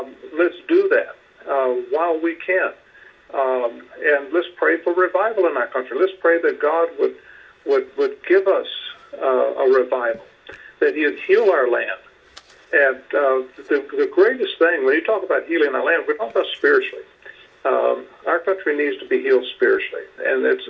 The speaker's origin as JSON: {"language": "English", "country": "United States"}